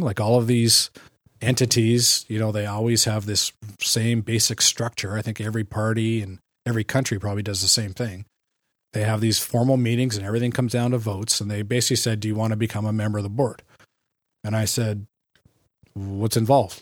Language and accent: English; Canada; also born or lived in California; I'm a Canadian